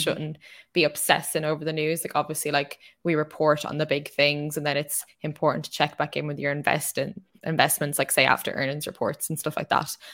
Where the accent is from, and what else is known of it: Ireland